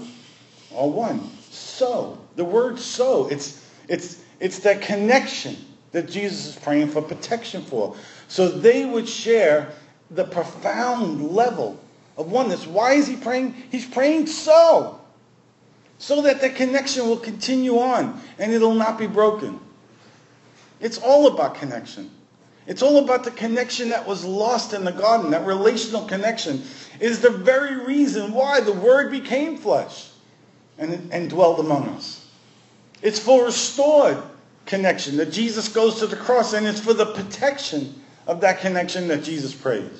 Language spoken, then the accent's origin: English; New York City, New York, United States; growing up in Brooklyn